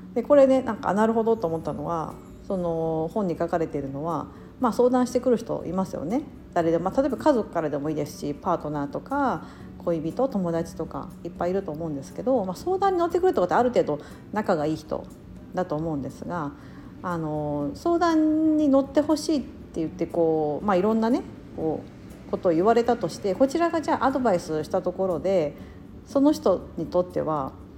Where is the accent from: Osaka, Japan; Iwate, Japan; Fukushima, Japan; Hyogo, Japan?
Osaka, Japan; moved away; 大阪出身、関西出身の人だから